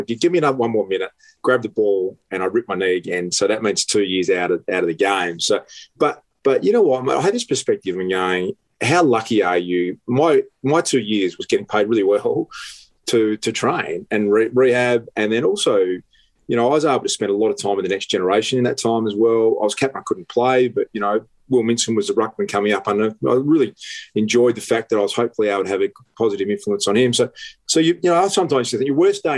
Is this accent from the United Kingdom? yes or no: no; South Australia, Australia; moved away; I was born in South Australia and grew up there.